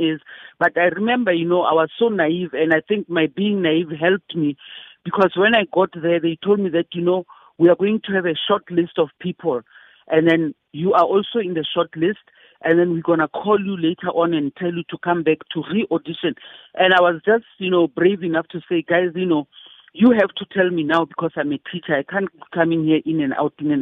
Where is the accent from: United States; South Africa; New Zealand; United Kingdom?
South Africa; apartheid was still the thing in my country